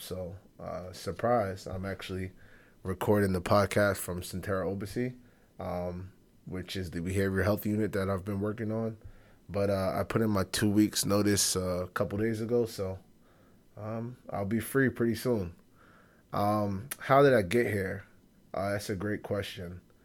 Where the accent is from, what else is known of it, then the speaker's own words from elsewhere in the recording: New York City, New York, United States; growing up on Fordham